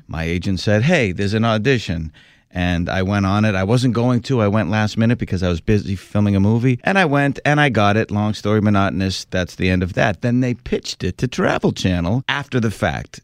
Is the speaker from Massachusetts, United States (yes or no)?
yes; Boston, Massachusetts, United States; born or raised there